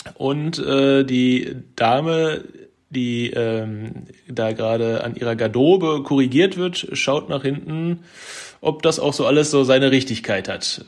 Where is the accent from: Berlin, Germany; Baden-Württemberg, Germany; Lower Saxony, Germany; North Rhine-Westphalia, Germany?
North Rhine-Westphalia, Germany; Bochum; ich arbeite quasi da, wo ich aufgewachsen bin mittlerweile